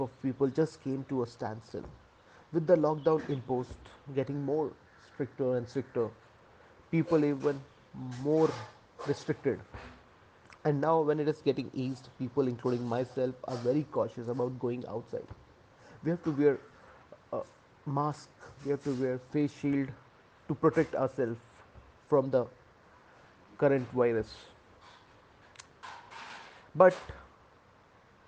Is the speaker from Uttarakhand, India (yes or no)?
yes; Uttarakhand, India; now in Mumbai, India; I live in Mumbai, India. Basically, I'm from Uttarakhand.